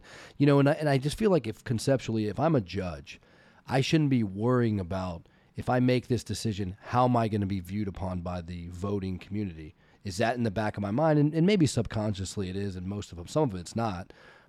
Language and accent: English; Virginia, United States; moved away; I'm from Virginia originally